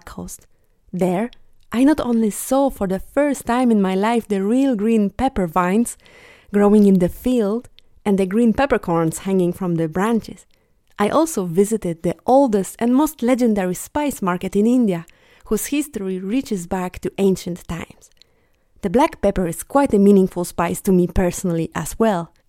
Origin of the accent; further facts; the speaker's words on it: Bielsko-Biała, Silesian Voivodeship, Poland; moved away; my hometown, Bielsko-Biała